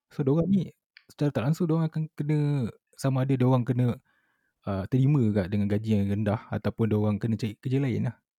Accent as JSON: {"language": "Malay", "country": "Malaysia", "said": "sebagai rakyat Malaysia"}